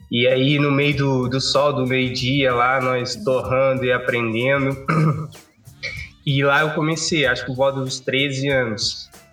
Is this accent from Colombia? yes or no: no; Cape Verde; moved away as an adult; now in Brazil; eu sou de Cabo Verde. Eu amo muito basquete, né? Eu vim para o Brasil só para estudar mesmo